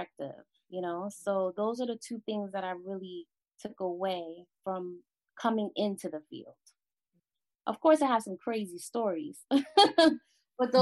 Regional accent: New York City, New York, United States; also born or lived in Caribbean; I'm from the Bronx. I still reside in the Bronx. I'm from the Caribbean

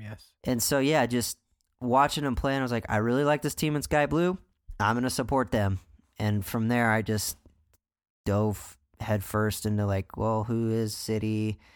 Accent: United States; I'm American

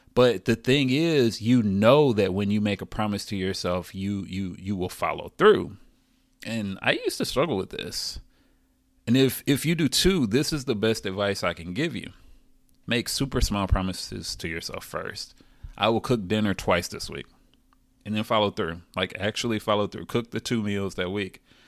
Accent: the South, United States; I'm from the South

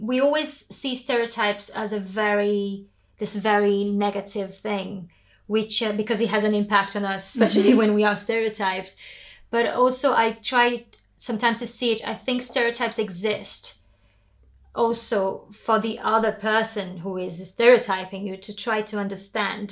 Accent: Belém, Pará, Brazil; English is a second language; moved away as an adult; also born or lived in Macapá, Amapá, Brazil / São Paulo, Brazil; now in London, United Kingdom; I was born in the Amazon in a city called Belém do Pará

